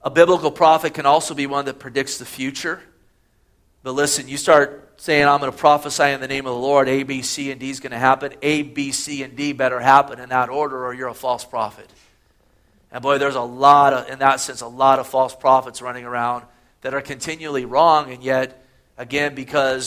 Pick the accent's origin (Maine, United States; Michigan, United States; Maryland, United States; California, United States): California, United States; Gilroy; Growing up in Gilroy